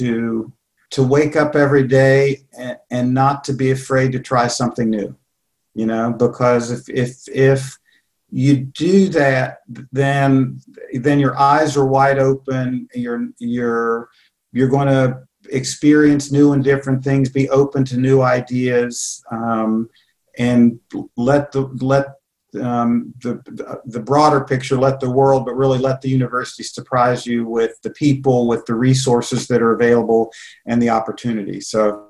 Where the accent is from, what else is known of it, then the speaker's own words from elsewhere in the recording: Charleston, West Virginia, United States; also born or lived in Columbus, Ohio / Iowa; I'm a West Virginian. I was born in Charleston.